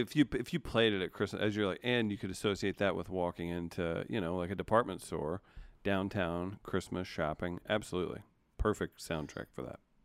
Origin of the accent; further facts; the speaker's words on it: Missouri, United States; also born or lived in Cape Girardeau, Missouri / Sikeston, Missouri; I think at the time I lived in Cape Girardeau, Missouri, um, or Sikeston, Missouri